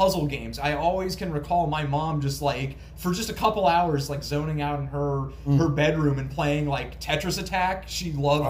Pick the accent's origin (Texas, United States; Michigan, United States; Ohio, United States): Ohio, United States; Dayton; born or raised there